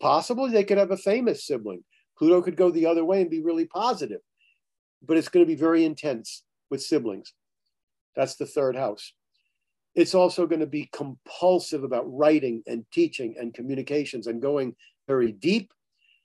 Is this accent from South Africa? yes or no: no; Florida, United States; I had two brothers. We grew up in Florida